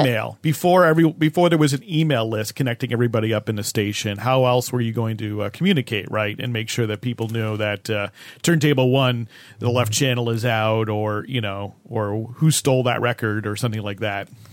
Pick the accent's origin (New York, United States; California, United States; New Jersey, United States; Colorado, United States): New Jersey, United States; my home state. where I grew up, New Jersey